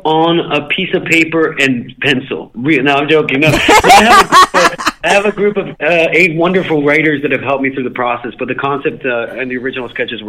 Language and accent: English; Guatemala; moved away as an adult; also born or lived in New York City; now in New York, United States; I grew up in Guatemala. I was born and raised there up until I was 19, and then I became an adult in New York. I've been here for 14 years.